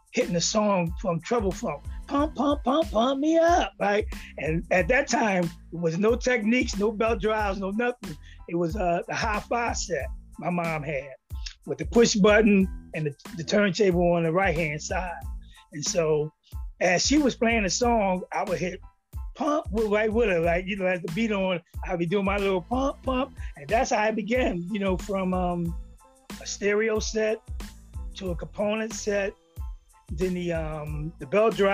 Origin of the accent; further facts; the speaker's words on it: Philadelphia, Pennsylvania, United States; I'm originally from Philadelphia, North Philly